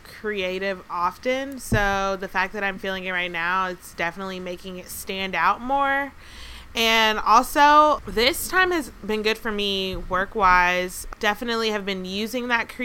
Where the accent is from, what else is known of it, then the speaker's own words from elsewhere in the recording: Atlanta, Georgia, United States; now in Pittsburgh, United States; my hometown of Atlanta